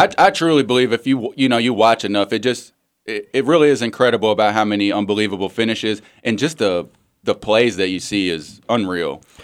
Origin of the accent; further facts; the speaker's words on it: United States; I'm from the South End.